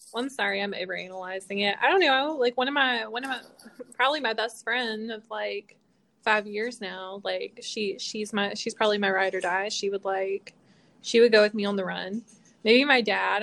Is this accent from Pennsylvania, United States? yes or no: no; North Carolina, United States; I'm from North Carolina